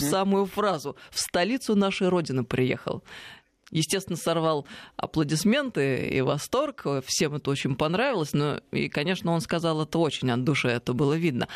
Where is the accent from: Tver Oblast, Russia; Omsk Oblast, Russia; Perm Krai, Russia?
Tver Oblast, Russia; Tver; moved away; я ведь из Твери, можно сказать, родина